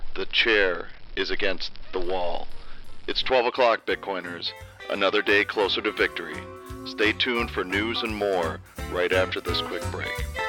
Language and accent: English; Florida, United States; as a child, I grew up in Florida.